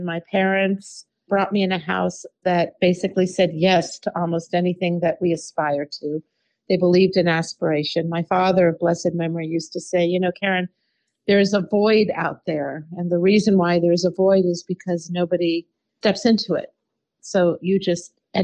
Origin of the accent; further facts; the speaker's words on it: Washington, District of Columbia, United States; I grew up in Washington, D.C.